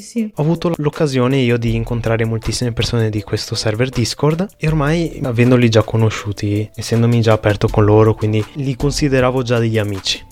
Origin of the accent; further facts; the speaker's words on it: Vietnam; sono vietnamita